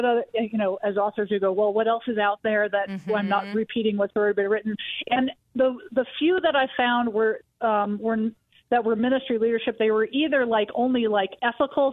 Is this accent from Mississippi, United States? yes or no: no; Wisconsin, United States; moved away as an adult; also born or lived in Chicago; now in Denver, United States; I grew up in Wisconsin